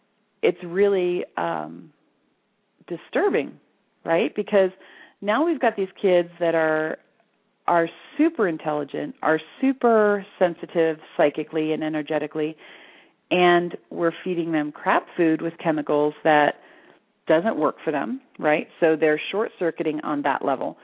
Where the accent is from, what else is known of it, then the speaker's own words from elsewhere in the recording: Florida, United States; moved away as an adult; now in Sedona, United States; I was raised in Florida